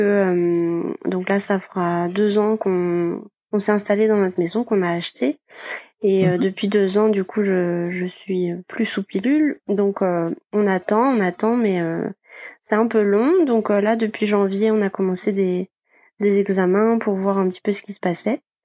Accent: Côtes-d'Armor, Brittany, France; also born or lived in Rennes; now in Brest, France; je suis originaire de, des Côtes d'Armor

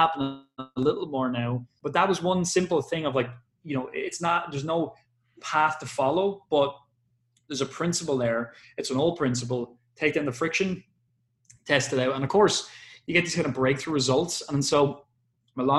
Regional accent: Ireland; I'm an Irish person

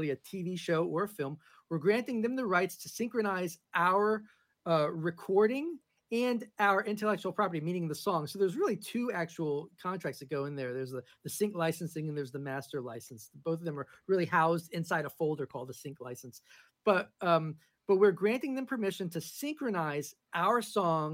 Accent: New York, United States; moved away as an adult; also born or lived in Los Angeles; now in Nashville, United States; I live in Nashville now. I lived in LA for a long time. I'm originally from New York.

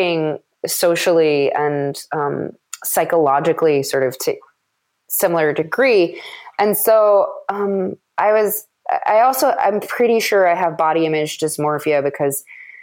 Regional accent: Madison, Wisconsin, United States; moved away; I was back in Madison, which is my hometown

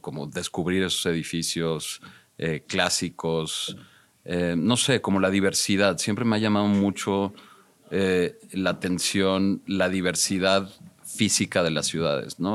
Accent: Mexico City, Mexico; also born or lived in United States; Crecí en la Ciudad de México. Viví un tiempo en Estados Unidos de muy joven, de, de, cinco años, de cinco a diez años, pero sí, siempre estudié y, me formé en la Ciudad de México.

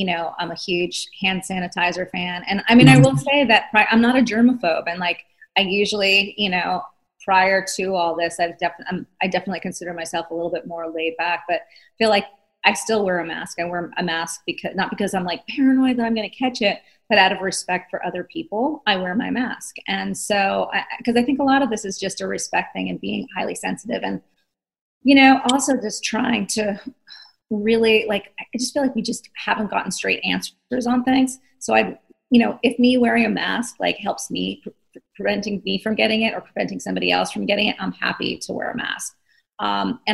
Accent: East Coast, United States; I'm from the East Coast

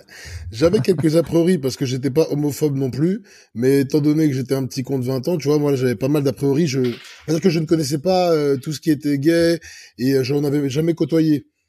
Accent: Clichy, Île-de-France, France; also born or lived in Egypt (ancestry); je suis né à Clichy-la-Garenne. Là, je suis français d'origine égyptienne

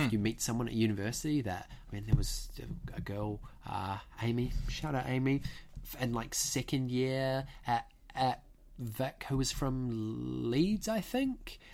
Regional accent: New Zealand; moved away as an adult; also born or lived in United Kingdom; a Kiwi who's come to train at a at a British conservatoire

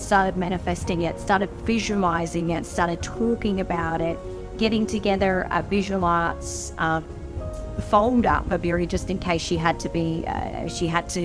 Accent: Brisbane, Queensland, Australia; moved away; I always wanted to get back home. I was born in Brisbane

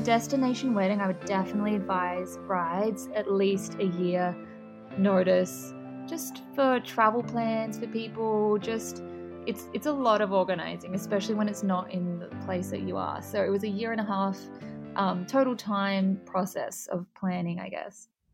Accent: Adelaide, South Australia, Australia; moved away as an adult; also born or lived in Melbourne, Australia; now in Miami, United States; I'm originally from Adelaide, and then um, I started modeling when I was like 14, and then at 18, I decided I wanted to go to Melbourne

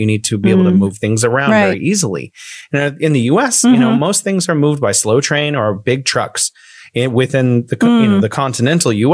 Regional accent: Modesto, California, United States; moved away as an adult; now in China; I grew up near the Sierra Nevada mountains

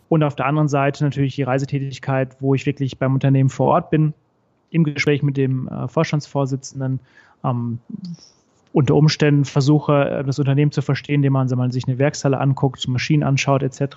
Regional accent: Recklinghausen, North Rhine-Westphalia, Germany; moved away as an adult; now in Frankfurt, Germany; Bin gebürtig aus dem Ruhrgebiet, also äh, im Recklinghausen geboren, zwischen Dortmund und Bochum

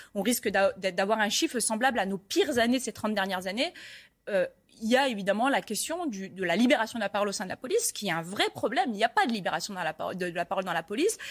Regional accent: Paris, Île-de-France, France; je suis parisienne

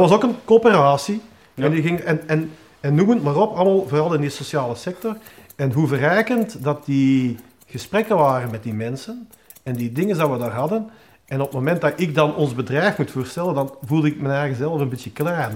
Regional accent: Hoogstraten, Flanders, Belgium; ik ben ik geboren en getogen in Hoogstraten

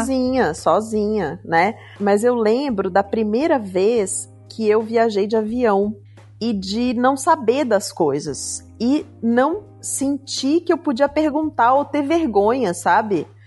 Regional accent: Curitiba, Paraná, Brazil; also born or lived in Minas Gerais; Eu saí de Minas, eu tinha um ano de idade então, pelo menos uma vez por ano no Natal, a gente ia para Minas, né? Eu fui morar em Curitiba

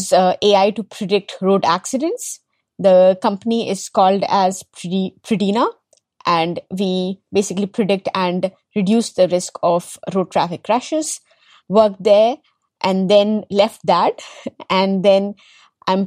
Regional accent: Delhi, India; also born or lived in Kerala; I was largely born, brought up in Delhi

